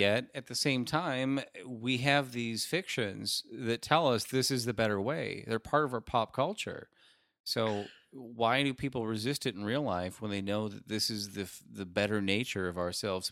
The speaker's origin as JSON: {"language": "English", "region": "Rust Belt", "country": "United States", "tie": "born or raised there", "said": "another Rust Belt town where I grew up"}